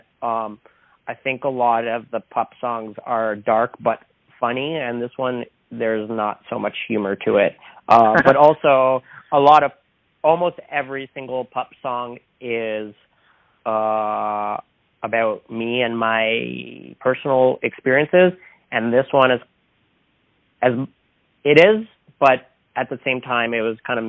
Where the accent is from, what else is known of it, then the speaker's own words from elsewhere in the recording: Toronto, Ontario, Canada; we're from Toronto, so we're in Portland, we're on the other side of the continent